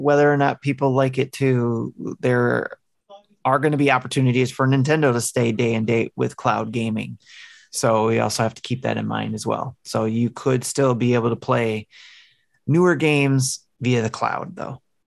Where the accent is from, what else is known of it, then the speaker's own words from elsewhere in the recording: Detroit, Michigan, United States; I grew up in Detroit, um, with all kinds of cultures living on the same street